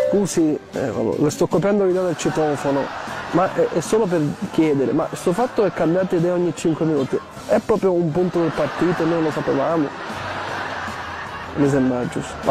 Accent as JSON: {"language": "Italian", "region": "Southern Italy", "country": "Italy", "said": "Lo dico per lei, anche io sono terrone, quindi l'ho visto sulla pelle."}